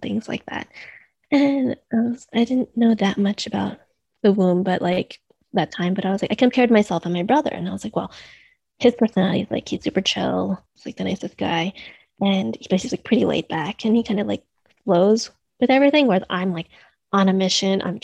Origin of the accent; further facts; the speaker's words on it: United States; also born or lived in New York / Boston; I'm Chinese American. So I'm second generation, and I grew up in a household